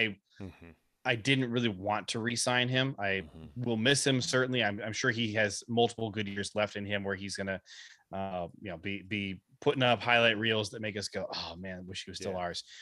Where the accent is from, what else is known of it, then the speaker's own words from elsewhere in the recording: Ohio, United States; I grew up in Ohio.